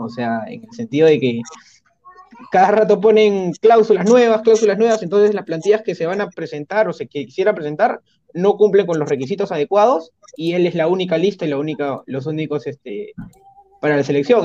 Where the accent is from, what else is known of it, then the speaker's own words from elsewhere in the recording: Peru; como peruanos